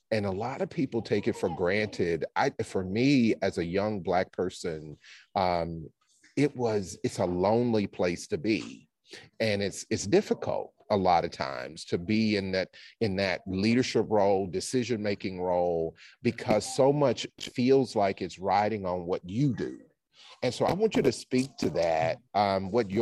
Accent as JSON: {"language": "English", "region": "Alabama", "country": "United States", "tie": "born or raised there", "also_born_or_lived": "Louisiana / Connecticut", "moved": "as an adult", "said": "I was born and raised in Alabama, went to college in Louisiana"}